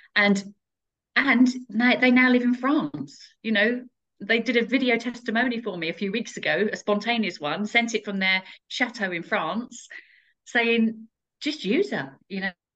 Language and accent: English; Essex, East of England, United Kingdom; moved away as an adult; now in Kettering, United Kingdom; I'm originally from Essex, um, and when I left the armed forces, I set up my franchise in Kettering